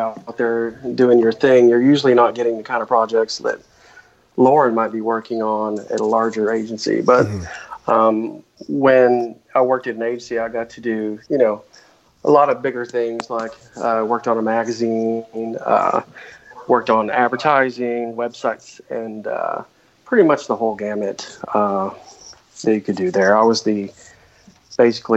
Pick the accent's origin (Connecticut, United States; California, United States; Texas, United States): Texas, United States; moved away as an adult; also born or lived in Seattle; now in Fort Worth, United States; I was born in Texas and lived here until I was about 35